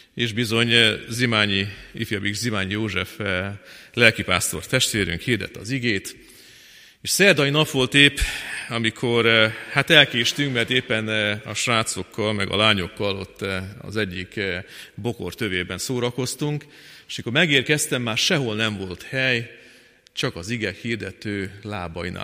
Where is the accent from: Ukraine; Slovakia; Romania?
Ukraine; Fornos, Zakarpattia Oblast; moved away as an adult; now in Kecskemét, Hungary; 1973-ban eh, születtem meg eh, Fornoson, Munkács mellett egy kis faluban